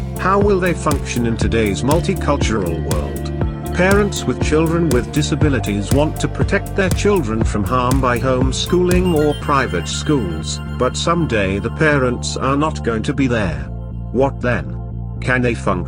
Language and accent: English; Albany, Georgia, United States; I grew up in Albany, Georgia during the 1960s and 70s